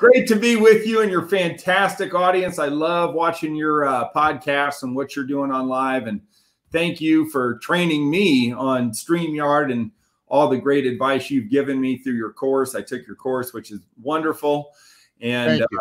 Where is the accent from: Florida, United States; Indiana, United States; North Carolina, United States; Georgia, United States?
Indiana, United States; Indianapolis; I was born right in Indianapolis, Indiana, and right in a little town inside of Indianapolis called Broad Ripple, which I literally live about 10 blocks from where I was born